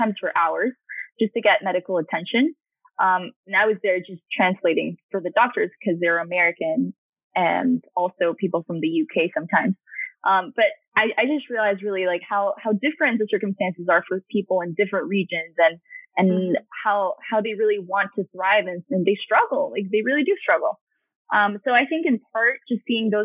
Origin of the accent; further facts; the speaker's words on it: Honduras; moved away as an adult; also born or lived in San Jose, Costa Rica; now in United States; I was born in San Jose, Costa Rica. But when I was just a couple of months old, I moved to Honduras